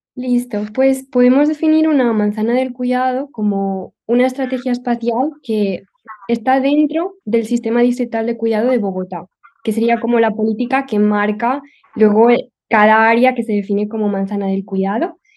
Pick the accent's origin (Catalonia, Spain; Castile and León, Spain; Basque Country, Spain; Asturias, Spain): Catalonia, Spain; Barcelona; soy de Barcelona